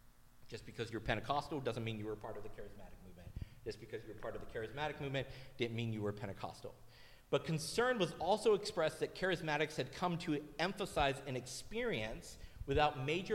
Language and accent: English; Tennessee, United States; moved away as an adult; So I grew up in Tennessee. The church that I was at before I moved up here was one city over from Cleveland, Tennessee, where the Church of God was founded, which is a Pentecostal denomination.